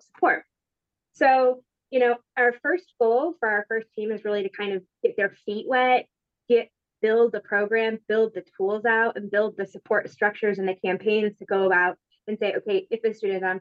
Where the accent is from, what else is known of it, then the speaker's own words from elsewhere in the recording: Midland, Michigan, United States; I am from Midland, Michigan. So I live in Midland